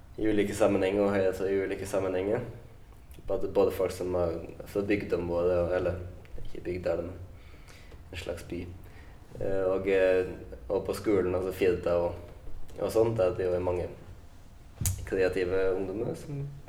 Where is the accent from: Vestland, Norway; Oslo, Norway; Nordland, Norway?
Vestland, Norway; Lærdal; moved away; når jeg er hjemme i Lærdal